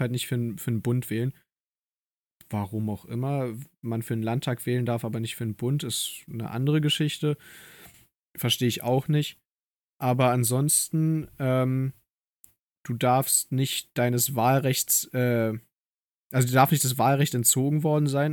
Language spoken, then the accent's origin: German; Germany; ich wurde hier in Deutschland geboren